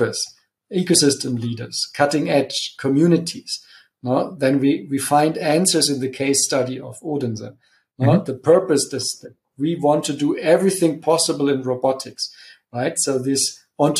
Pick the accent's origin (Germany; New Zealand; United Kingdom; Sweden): Germany; Munich, Bavaria; my hometown, Munich